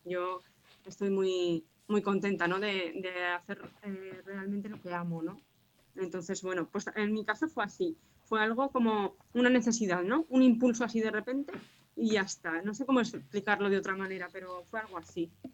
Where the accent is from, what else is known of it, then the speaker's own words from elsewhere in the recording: Zaragoza, Aragon, Spain; soy una escritora zaragozana, nací en Zaragoza